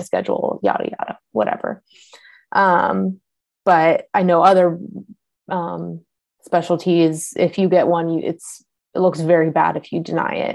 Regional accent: California, United States; now in Cincinnati, United States; I'm from California

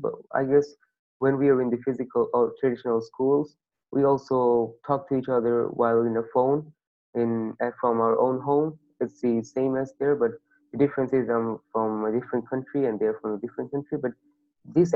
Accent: Bangladesh; from Bangladesh and I'm 13 years old.

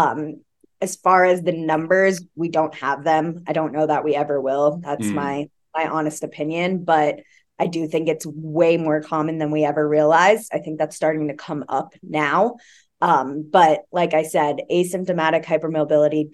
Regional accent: Florida, United States; also born or lived in Oregon; now in Colorado Springs, United States; I'm originally from Florida

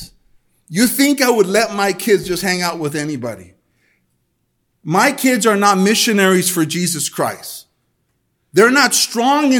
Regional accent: El Monte, California, United States; I grew up in Almani. I grew up in a place where the educational system, the LA school district, definitely promoted the hookup culture.

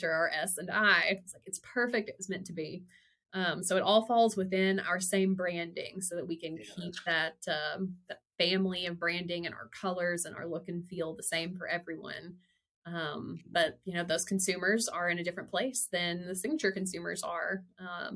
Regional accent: Weiner, Arkansas, United States; now in Fayetteville, United States; born and bred in Wiener, Arkansas

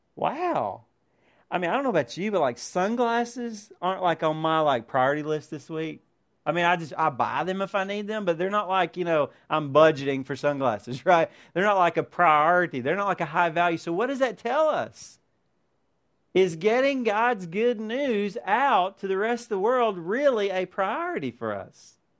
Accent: United States; as American Christians

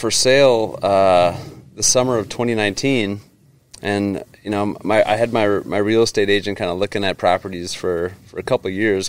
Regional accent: Minnesota, United States; growing up in Minnesota

